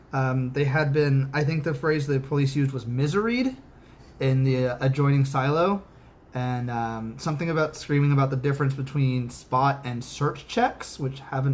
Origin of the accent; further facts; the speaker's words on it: Corpus Christi, Texas, United States; We're from Corpus Christi.